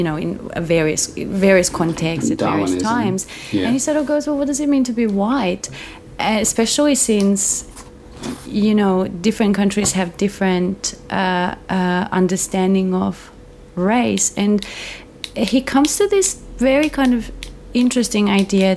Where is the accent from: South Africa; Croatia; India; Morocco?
Croatia; now in Melbourne, Australia; my hometown in Croatia